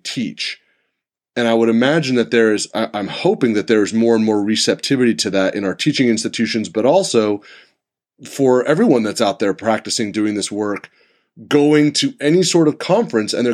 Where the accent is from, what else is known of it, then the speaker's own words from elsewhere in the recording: Santa Rosa, California, United States; also born or lived in San Diego; I moved back to my hometown. I'm in Santa Rosa